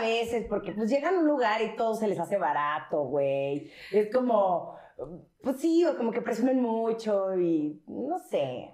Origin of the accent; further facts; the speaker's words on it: Mexico City, Mexico; nosotros somos los chilangos